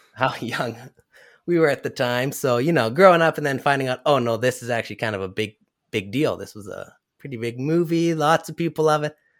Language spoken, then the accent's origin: English; Canada; I'm Canadian